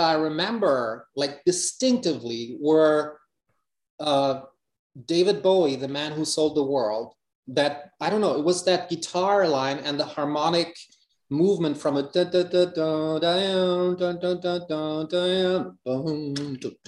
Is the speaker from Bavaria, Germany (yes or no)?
no; Hamburg, Germany; English is a second language; life in Hamburg